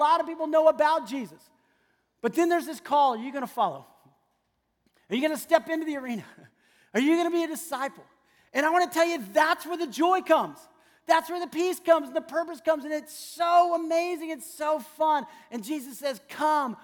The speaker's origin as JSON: {"language": "English", "town": "San Antonio", "region": "Texas", "country": "United States", "tie": "born or raised there", "said": "I grew up in San Antonio, Texas"}